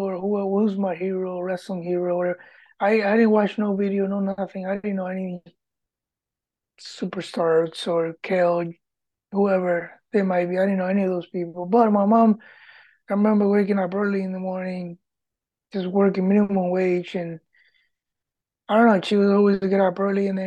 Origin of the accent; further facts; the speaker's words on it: Puerto Rico; English is a second language; moved away; also born or lived in Michigan / Pennsylvania; Grew up in Puerto Rico